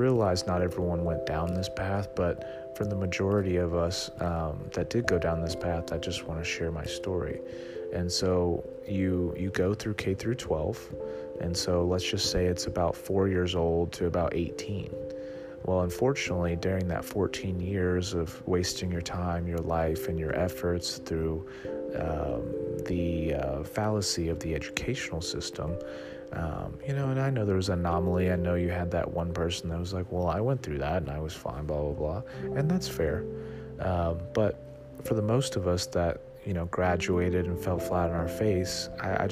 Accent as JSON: {"language": "English", "town": "Dallas", "region": "Texas", "country": "United States", "tie": "born or raised there", "also_born_or_lived": "Austin, Texas", "said": "I grew up in Dallas"}